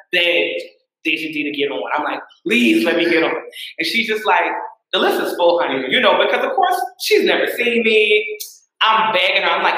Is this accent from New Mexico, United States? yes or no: no; Allendale, South Carolina, United States; also born or lived in Jacksonville, Florida / Charleston, South Carolina; I'm from Allendale, but I was born in Jack